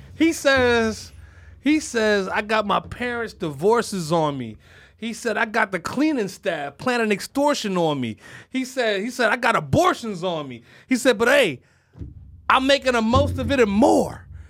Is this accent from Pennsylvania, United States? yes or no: yes; Philadelphia, Pennsylvania, United States; Well, yeah